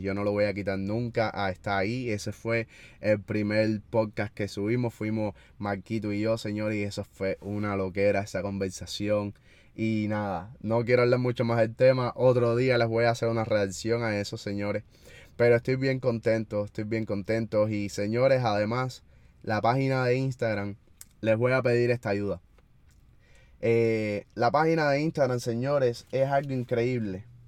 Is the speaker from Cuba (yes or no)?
yes; Cuba; nosotros los cubanos